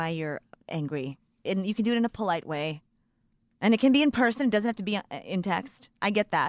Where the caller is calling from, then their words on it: San Diego, California, United States; I'm a listener from San Diego.